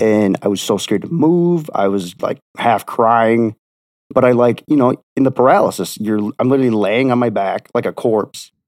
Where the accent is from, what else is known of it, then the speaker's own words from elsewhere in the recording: Beloit, Wisconsin, United States; also born or lived in Milwaukee, Wisconsin; I'm from Beloit, Wisconsin